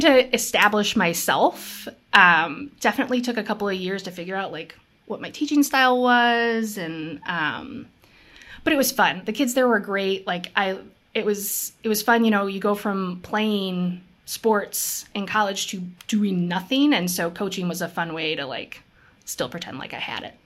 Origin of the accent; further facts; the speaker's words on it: Minnesota, United States; also born or lived in Seattle, Washington; I was born in Seattle. We moved to Minnesota, to this teeny tiny town